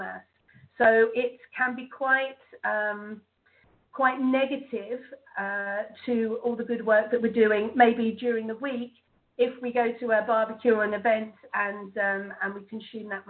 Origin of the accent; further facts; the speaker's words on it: England, United Kingdom; being English